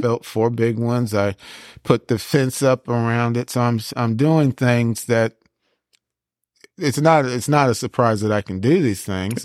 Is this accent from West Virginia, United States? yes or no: no; Seaside, California, United States; moved away as an adult; also born or lived in France; now in Tennessee, United States; I was born in France. Uh, but I was raised in Seaside